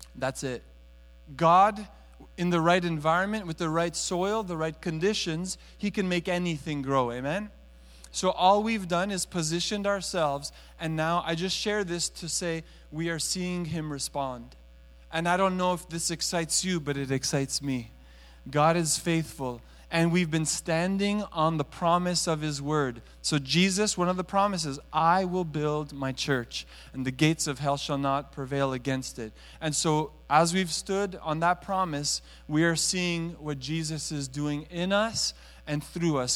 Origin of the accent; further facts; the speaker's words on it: Montreal, Quebec, Canada; now in Toronto, Canada; I was raised in Montreal